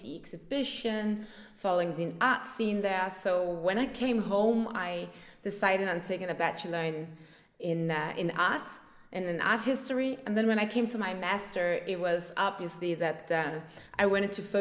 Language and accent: English; north of Copenhagen, Capital Region of Denmark, Denmark; also born or lived in Paris, France; I grew up here in Denmark, north of Copenhagen